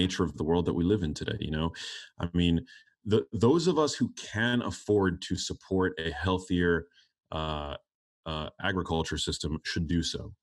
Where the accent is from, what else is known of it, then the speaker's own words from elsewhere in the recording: New York City, New York, United States; I grew up in New York City